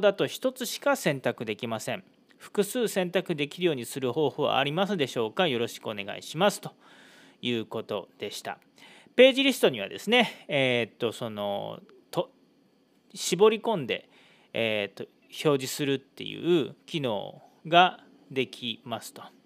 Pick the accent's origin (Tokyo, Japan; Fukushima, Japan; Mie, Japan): Mie, Japan; Yokkaichi; now in Iwakura, Japan; 僕の地元四日市では